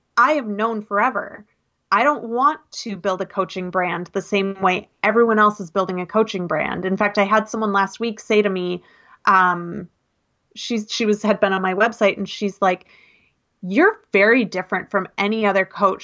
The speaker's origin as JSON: {"language": "English", "town": "Minneapolis", "region": "Minnesota", "country": "United States", "tie": "born or raised there", "also_born_or_lived": "North Dakota / Seattle", "moved": "as an adult", "said": "I grew up in Minneapolis"}